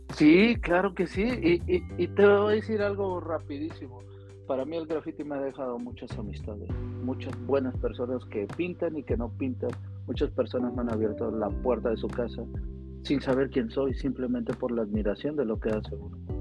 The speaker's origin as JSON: {"language": "Spanish", "town": "Tolimán", "region": "Querétaro", "country": "Mexico", "tie": "born or raised there", "also_born_or_lived": "Mexico City", "said": "yo nací en Ciudad de México, pero me trasladé al, pueblo de mis abuelos, un pueblo que por años ha sido migrante a, California"}